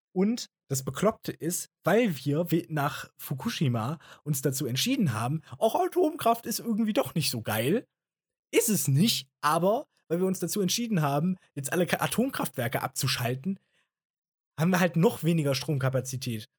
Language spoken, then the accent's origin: German; Germany; bei uns in Deutschland